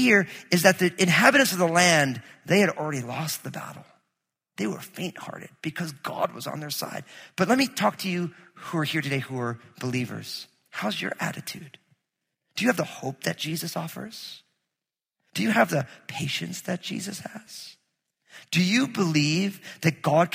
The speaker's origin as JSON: {"language": "English", "region": "New Jersey", "country": "United States", "tie": "born or raised there", "said": "I grew up in New Jersey"}